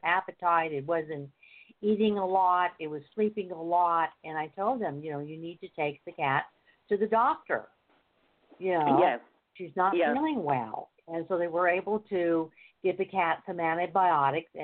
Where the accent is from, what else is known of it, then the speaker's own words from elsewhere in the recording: United States; I'm in California. I'm from America